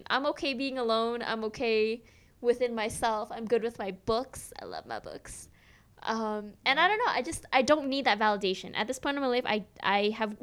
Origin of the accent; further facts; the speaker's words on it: New York, United States; I'm from New York